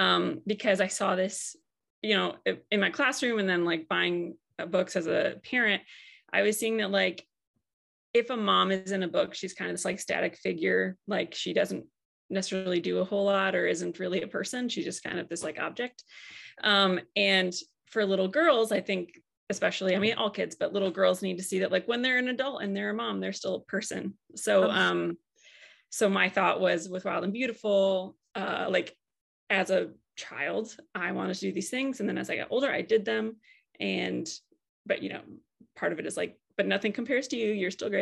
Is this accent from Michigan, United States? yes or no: yes; Michigan, United States; moved away as an adult; also born or lived in Tennessee; so I grew up in Michigan singing and really obsessed with country music